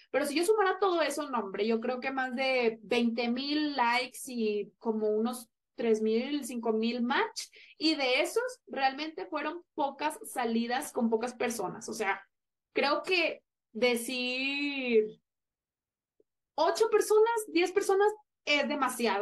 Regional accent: Monterrey, Nuevo León, Mexico; no me sentía segura en mi ciudad natal, que es Monterrey.

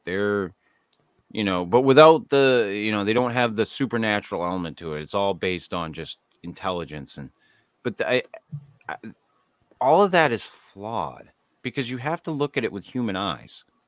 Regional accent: United States

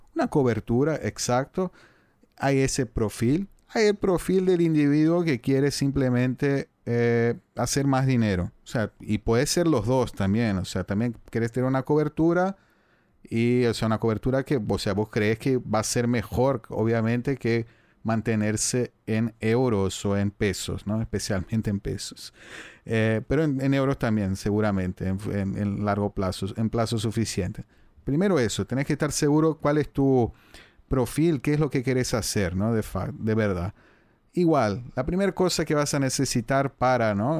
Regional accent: Brazil; accent: Brazilian, Portuguese in Spanish, a bit Cisplatine; Spanish is a second language; tengo el acento brasileño, portugués ahí en español un poco cisplatino

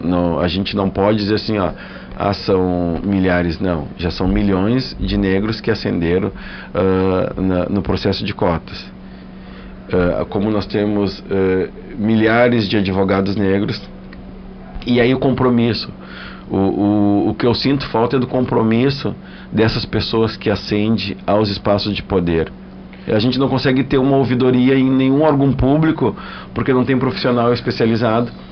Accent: Rio Grande do Sul, Brazil; eu sou gaúcho

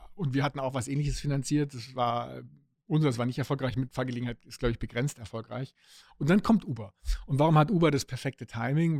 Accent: Stuttgart, Baden-Württemberg, Germany; meine Heimatstadt, wo eben äh, die Autoindustrie sitzt

